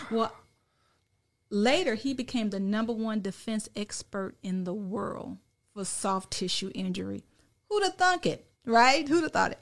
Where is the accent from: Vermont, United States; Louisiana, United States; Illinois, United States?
Illinois, United States; also born or lived in California; now in Dallas-Fort Worth, United States; I'm from Illinois